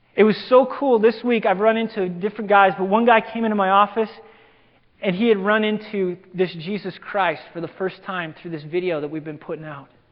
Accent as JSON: {"language": "English", "town": "LaGrange", "region": "Wyoming", "country": "United States", "tie": "born or raised there", "moved": "yes", "lives_now": "Simi Valley, United States", "said": "I grew up in Wyoming, of all places"}